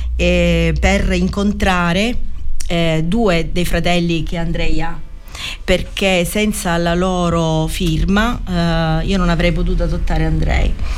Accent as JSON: {"language": "Italian", "town": "Mandanici", "region": "Sicily", "country": "Italy", "said": "Quando siamo arrivati a Mandanici era estate, era il 14 agosto eh, il mio paese d'estate è, la piazza è pienissima di gente"}